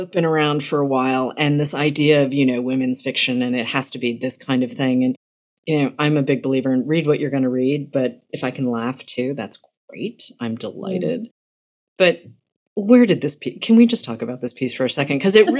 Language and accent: English; Boston, Massachusetts, United States; because I'm from Boston